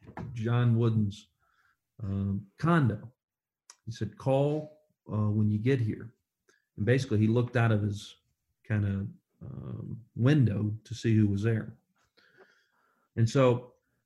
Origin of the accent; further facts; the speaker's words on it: Kingsport, Tennessee, United States; I was a no one from Kingsport, Tennessee, is where I grew up